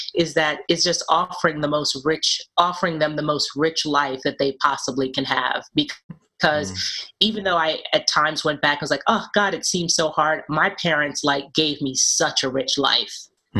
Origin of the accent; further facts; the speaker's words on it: New York City, New York, United States; I grew up in Brooklyn in Bed-Stuy, uh, back when it was called Do or Die Bed-Stuy.